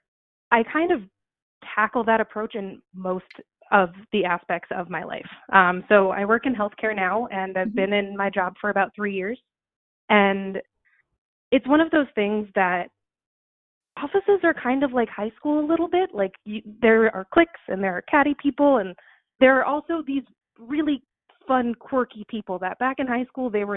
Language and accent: English; Suffolk County, Long Island, New York, United States; moved away as an adult; now in Maine, United States; I grew up in Suffolk County on Long Island, which has over 3 million people on it now